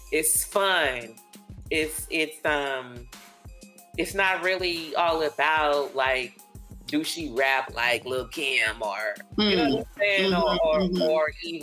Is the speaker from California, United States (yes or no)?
yes; California, United States; now in Texas, United States; I'm from Cali